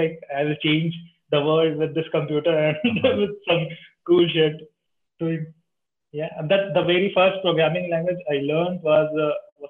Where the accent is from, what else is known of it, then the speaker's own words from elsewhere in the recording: India; from India